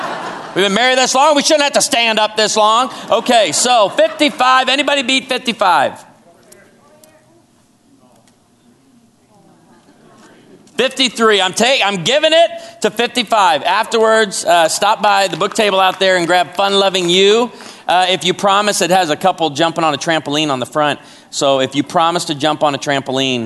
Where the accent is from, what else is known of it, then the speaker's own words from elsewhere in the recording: Chicago, Illinois, United States; also born or lived in Naperville, Illinois; now in Branson, United States; I was born and raised in Chicago